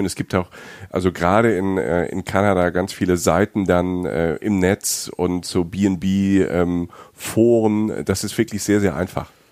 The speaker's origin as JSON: {"language": "German", "country": "Germany", "said": "ich bin aus Deutschland"}